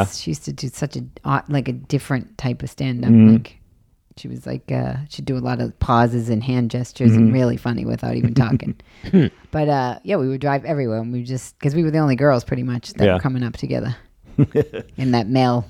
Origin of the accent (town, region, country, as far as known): Boston, Massachusetts, United States; born or raised there; moved away; also born or lived in New York